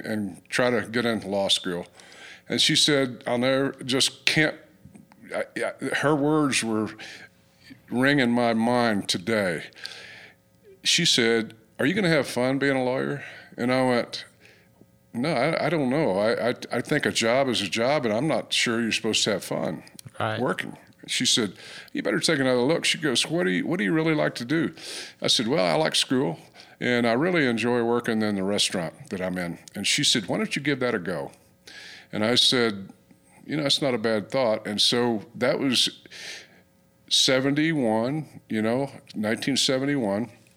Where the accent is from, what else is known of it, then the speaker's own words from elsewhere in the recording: Ardmore, Oklahoma, United States; I grew up in, I was born in Ardmore, Oklahoma, and I grew up down there